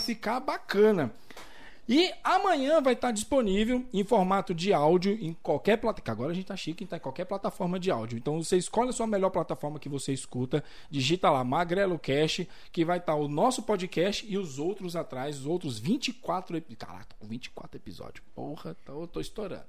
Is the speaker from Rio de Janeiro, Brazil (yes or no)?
no; Brasília, Federal District, Brazil; moved away as an adult; also born or lived in Cidade Ocidental, Goiás; now in Limeira, Brazil; eu sou natural, nasci, criado em Brasília